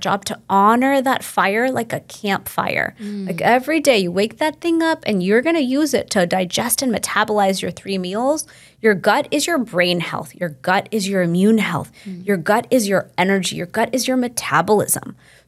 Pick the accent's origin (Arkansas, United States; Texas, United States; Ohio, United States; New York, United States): Texas, United States; Houston; I'm from Houston, Texas, and I grew up in a household right here in the West with an immigrant family